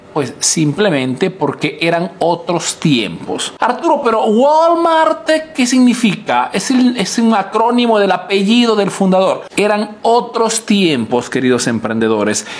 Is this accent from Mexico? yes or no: no; Peru; now in Italy